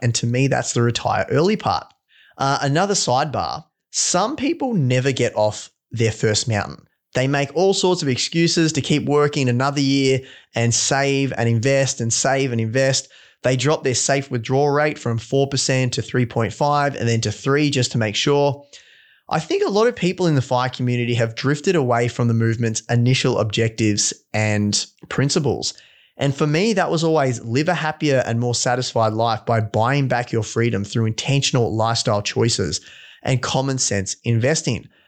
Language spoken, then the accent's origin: English; Victoria, Australia; also born or lived in London; back into my hometown in Victoria